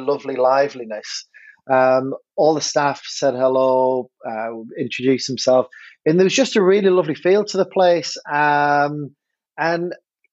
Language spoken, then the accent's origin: English; Hartlepool, North East England, United Kingdom; moved away as an adult; now in Fleetwood, United Kingdom; I grew up in Hartlepool in the northeast of England, beautiful place